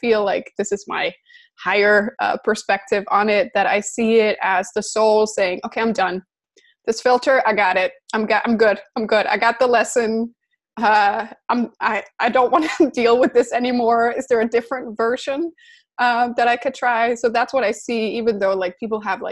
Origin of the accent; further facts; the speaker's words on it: Denmark; I'm from Denmark